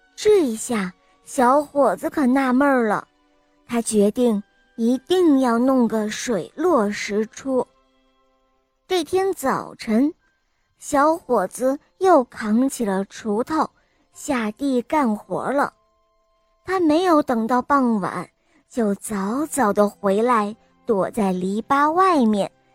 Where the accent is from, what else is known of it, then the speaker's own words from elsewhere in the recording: Taiyuan, Shanxi, China; 今年四岁，我来自山西泰阮